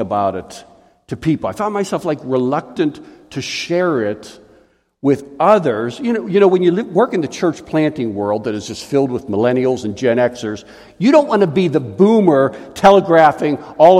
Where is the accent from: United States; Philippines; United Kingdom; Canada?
United States; Pittsburgh, Pennsylvania; I grew up in Pittsburgh